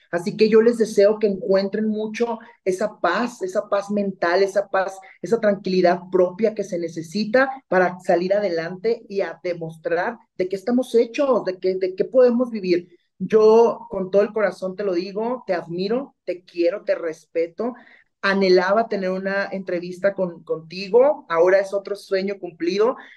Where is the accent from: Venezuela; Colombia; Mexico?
Mexico; como mexicanos nos apoyemos